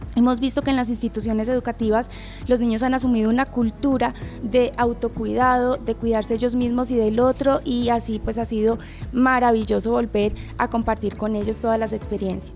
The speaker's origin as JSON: {"language": "Spanish", "country": "Colombia", "said": "es algo que nos caracteriza como colombianos"}